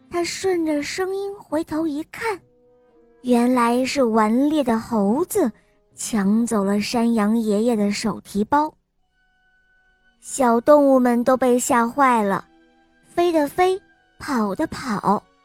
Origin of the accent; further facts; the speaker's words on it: Taiyuan, Shanxi, China; 我今年四岁了，我来自山西太原